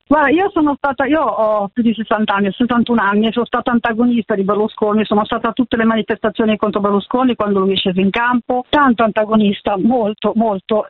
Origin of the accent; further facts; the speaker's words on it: Milan, Lombardy, Italy; now in Carugate, Italy; Abito ah, Carogate, però di Milano.